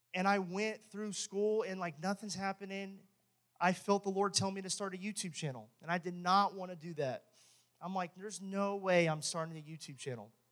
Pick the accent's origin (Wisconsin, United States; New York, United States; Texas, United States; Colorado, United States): Texas, United States; I'm from Texas